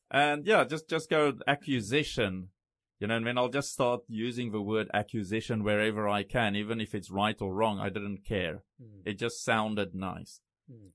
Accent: South Africa; first language Afrikaans; English is a second language; moved away as an adult; also born or lived in Thailand; now in Taiwan; So I grew I grew up big time Afrikaans. Went to Afrikaans schools all my life. I actually failed English

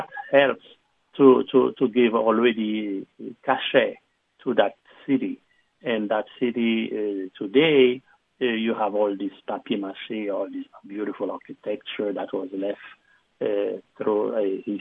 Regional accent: Jacmel, Sud-Est, Haiti; I grew up in Haiti and in Jacmel

